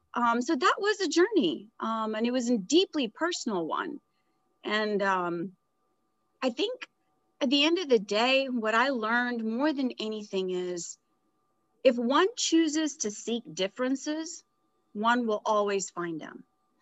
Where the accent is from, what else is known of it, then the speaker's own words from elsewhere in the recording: Edinburgh, Scotland, United Kingdom; also born or lived in India; I was born in India into a very traditional conservative religious family. And as life would have it, at about a year and a half, my dad's career took us to England. So I grew up in Edinburgh.